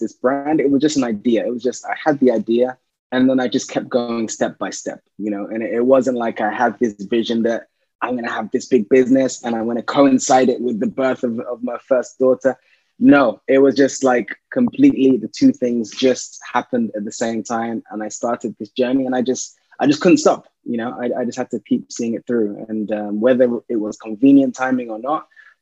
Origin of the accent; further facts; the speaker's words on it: London, United Kingdom; I'm a Londoner. Been in London all my life.